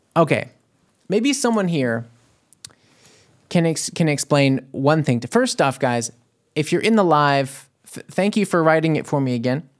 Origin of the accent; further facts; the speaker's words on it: New Orleans, Louisiana, United States; moved away as an adult; now in Germany; I came from New Orleans, Louisiana to here